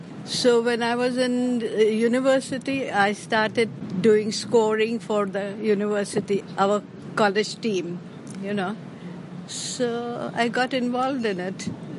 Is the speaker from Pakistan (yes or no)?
yes; Karachi, Sindh, Pakistan; also born or lived in Bombay, India; now in Hong Kong; But I was born in Karachi, at that time undivided India. But for university education, I moved to Bombay.